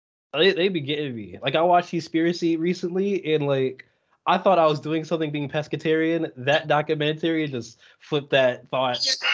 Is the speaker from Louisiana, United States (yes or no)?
no; Buffalo, New York, United States; I'm from Buffalo, New York